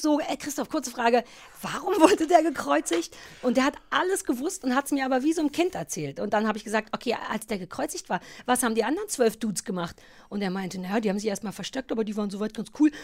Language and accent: German; GDR, East Germany, Germany; Ich bin ja in der DDR groß geworden